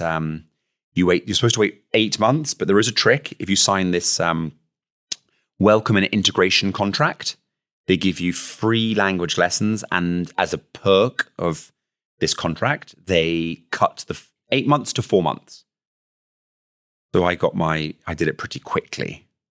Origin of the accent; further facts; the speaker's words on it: United Kingdom; accent: British; now in Luxembourg; my accent, which is clearly British